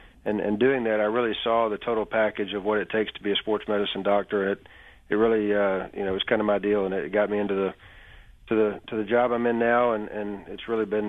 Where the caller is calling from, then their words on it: Birmingham, Alabama, United States; Birmingham, Alabama.